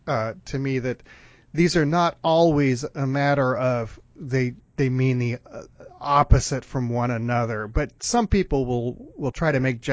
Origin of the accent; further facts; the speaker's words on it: Contra Costa County, California, United States; I grew up in Contra Costa County in California.